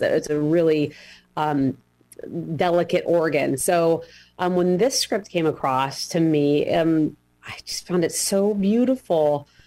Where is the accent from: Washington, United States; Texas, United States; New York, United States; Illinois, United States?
Washington, United States; I grew up in Washington State